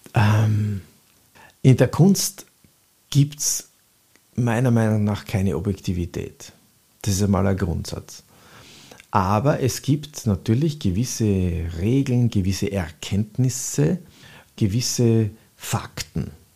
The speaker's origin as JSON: {"language": "German", "region": "Vienna", "country": "Austria", "tie": "born or raised there", "said": "Ich bin in der Speisinger Straße aufgewachsen"}